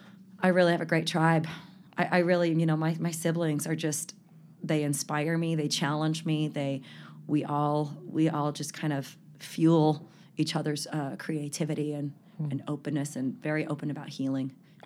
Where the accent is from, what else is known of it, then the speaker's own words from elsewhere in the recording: California, United States; born there; I'm number six, born in Southern California. My parents lived in the San Fernando Valley for 30 years.